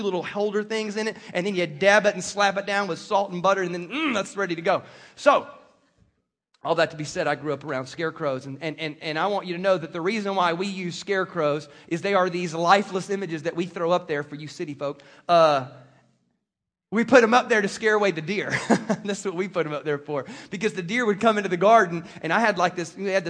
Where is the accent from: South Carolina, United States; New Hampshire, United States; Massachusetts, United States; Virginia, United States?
South Carolina, United States; moved away; I grew up in South Carolina, and my grandfather was a farmer and cattle rancher, and so I grew up around this stuff